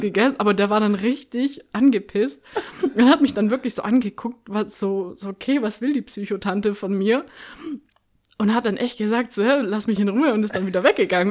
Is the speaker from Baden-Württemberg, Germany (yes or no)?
yes; Stuttgart, Baden-Württemberg, Germany; moved away; ich bin ja Stuttgarter Kind